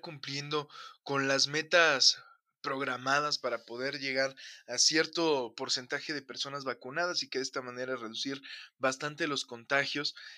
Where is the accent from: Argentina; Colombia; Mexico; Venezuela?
Mexico; vivimos hoy como humanidad y como mexicanos